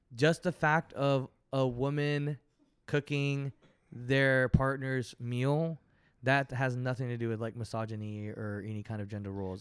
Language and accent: English; Fort Worth, Texas, United States; also born or lived in San Marcos, Texas; now in Houston, United States; I'm from Fort Worth, Texas